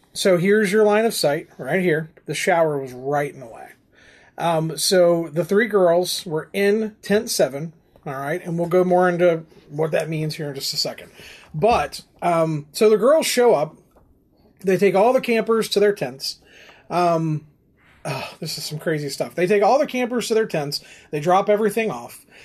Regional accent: West Virginia, United States; we're from West Virginia

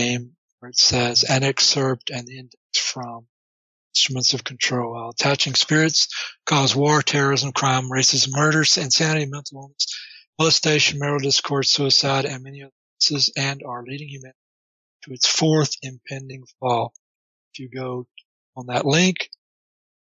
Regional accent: Orange, Texas, United States; moved away; also born or lived in Portland, Oregon; I was born in Orange

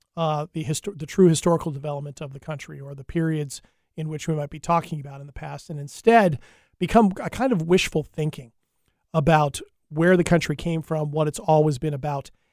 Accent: United States; being an American

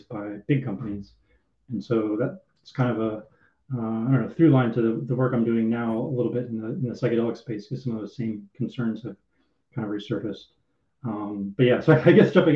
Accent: Oakland, California, United States; I grew up in Oakland

